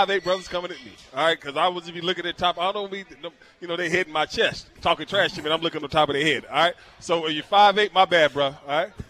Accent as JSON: {"language": "English", "region": "Washington", "country": "United States", "said": "people to know where I'm from. I'm proud of it. There's nothing wrong with Washington State."}